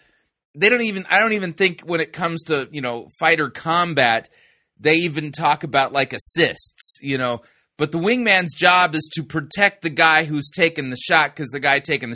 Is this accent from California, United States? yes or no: yes; California, United States; I grew up in Southern California and was living in Arcadia at the time.